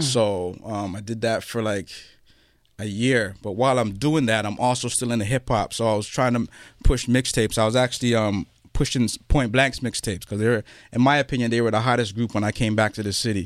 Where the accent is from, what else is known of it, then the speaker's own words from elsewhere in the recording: Toronto, Ontario, Canada; I grew up on Jane Street, Jane and Finn